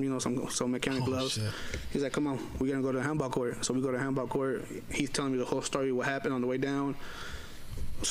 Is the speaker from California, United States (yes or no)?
yes; Richmond, California, United States; I'm a Mexican from the Bay Area